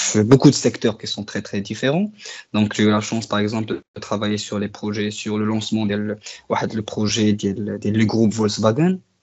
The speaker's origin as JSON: {"language": "French", "country": "Morocco", "said": "on est des Marocains"}